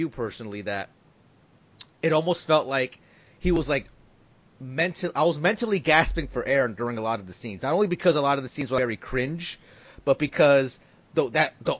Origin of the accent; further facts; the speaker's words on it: Newark, New Jersey, United States; my hometown being in the movie